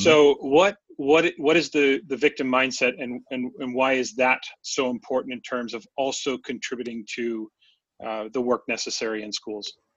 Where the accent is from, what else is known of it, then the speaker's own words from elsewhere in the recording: West Coast, United States; Growing up on the West Coast